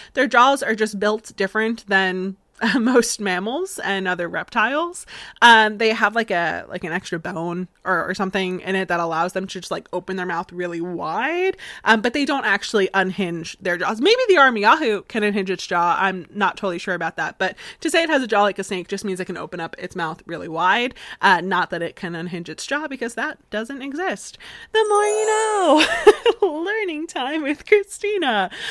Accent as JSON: {"language": "English", "region": "Florida", "country": "United States", "tie": "born or raised there", "accent": "slightly southern", "moved": "yes", "lives_now": "Massachusetts, United States", "said": "I'm originally from Florida"}